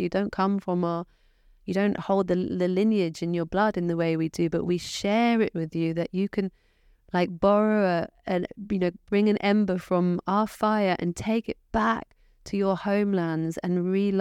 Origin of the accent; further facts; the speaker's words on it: England, United Kingdom; I was born in England, so in that way, my roots are from England